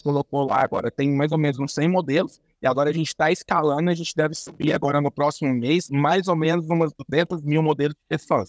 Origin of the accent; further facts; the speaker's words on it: Uberaba, Minas Gerais, Brazil; Sou de Minas, sou de Minas, ah. aqui em Uberaba, no Triângulo Mineiro